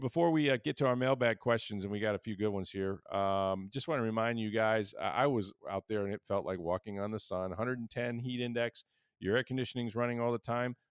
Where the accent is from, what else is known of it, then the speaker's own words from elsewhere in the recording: Pinellas County, Florida, United States; also born or lived in Hillsborough County, Florida; I grew up on the Pinellas side